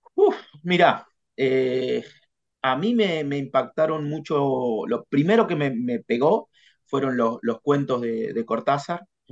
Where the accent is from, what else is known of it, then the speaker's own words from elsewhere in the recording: Casbas, Buenos Aires Province, Argentina; moved away as an adult; also born or lived in La Plata; yo nací en, en Casbas, que es en, el partido de Guaminí